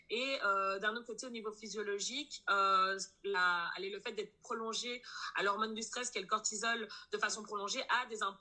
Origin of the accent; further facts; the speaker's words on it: Brussels, Brussels-Capital Region, Belgium; euh, je suis bruxelloise, j'ai 27 ans